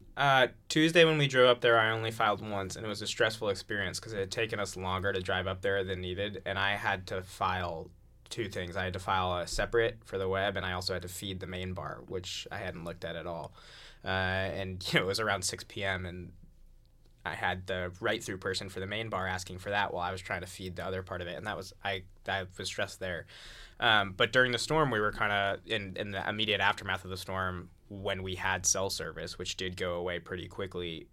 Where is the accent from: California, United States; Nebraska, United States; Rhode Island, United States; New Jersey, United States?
Rhode Island, United States; I grew up in Rhode Island